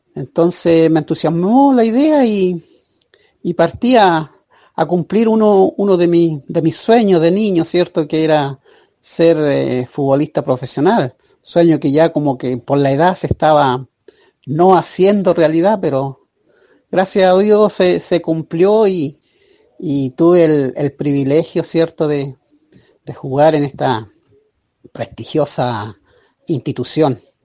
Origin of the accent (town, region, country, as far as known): Chile